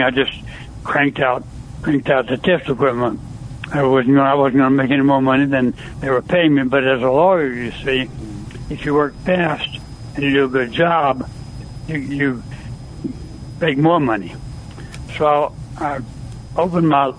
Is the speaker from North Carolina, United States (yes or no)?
no; Mississippi, United States; moved away as an adult; also born or lived in California; I was born and raised in Mississippi.